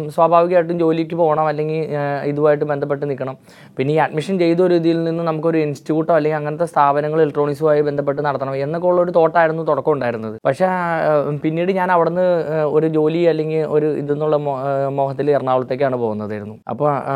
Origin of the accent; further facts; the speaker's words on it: Panikkankudy, Kerala, India; ഇടുക്കി ജില്ലയിൽ പണിക്കൻകുടി എന്ന് പറഞ്ഞതാണ് എൻ്റെ സ്വദേശം